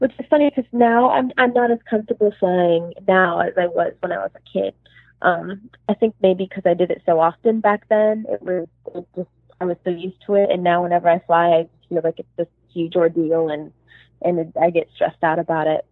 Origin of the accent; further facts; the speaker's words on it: Los Angeles, California, United States; also born or lived in suburb of Chicago, Illinois; I was born in Los Angeles at Cedars-Sinai Hospital in West Hollywood